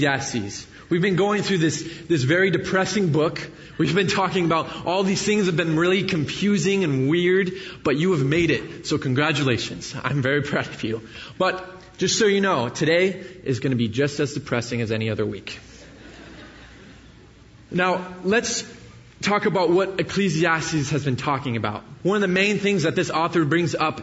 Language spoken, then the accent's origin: English; the Bay Area, California, United States; moved away as an adult; I grew up in the Bay Area, so I moved out here when I started at Jessup 4 years ago.